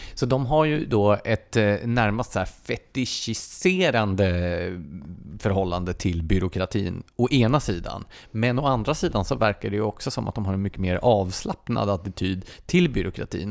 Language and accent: Swedish; Gävle, Gävleborg County, Sweden; Jag är född och uppvuxen i Gävle